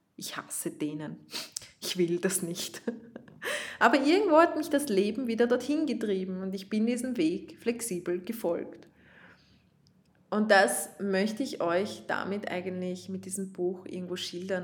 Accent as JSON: {"language": "German", "region": "Vienna", "country": "Austria", "accent": "Viennese", "said": "ich komme von Wien, ich spreche teilweise in Dialekt"}